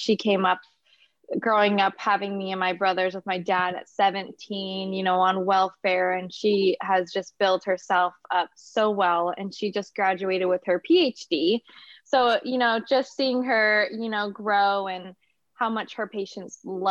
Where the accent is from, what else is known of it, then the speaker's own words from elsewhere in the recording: Napa, California, United States; also born or lived in Inglewood, California / Torrance, California / Hawthorne, California; I pretty much grew up here in Napa, so I've been up here.